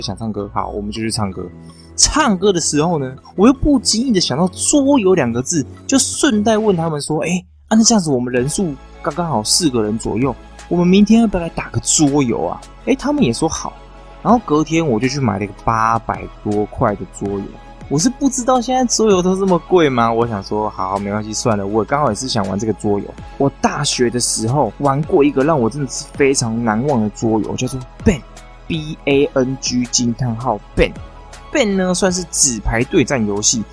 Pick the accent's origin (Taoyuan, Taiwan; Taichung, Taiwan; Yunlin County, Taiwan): Taichung, Taiwan; 我身为台中人呢，我只能说得出来那种一中街呀、逢甲啊、东海这种逛街的地方而已